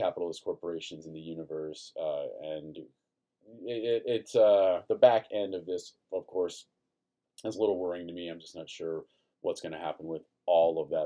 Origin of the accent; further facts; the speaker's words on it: Brazil; now in Minneapolis, United States; I grew up with in Brazil